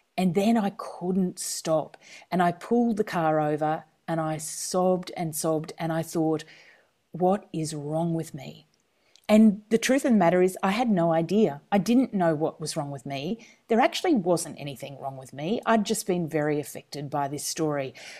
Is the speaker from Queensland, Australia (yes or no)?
yes; country Queensland, Australia; moved away as an adult; also born or lived in Washington, D.C.; I'm a Queenslander